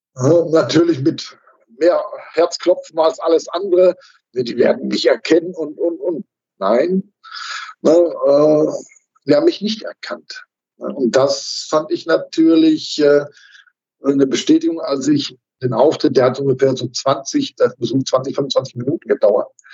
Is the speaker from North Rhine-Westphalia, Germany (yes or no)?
yes; Dorsten, North Rhine-Westphalia, Germany; in meinem Heimatort in Dorsten